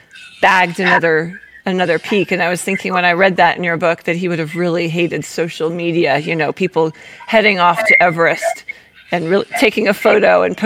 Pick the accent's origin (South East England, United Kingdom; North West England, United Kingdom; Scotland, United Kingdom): Scotland, United Kingdom; moved away as an adult; now in Los Angeles, United States; I grew up in Scotland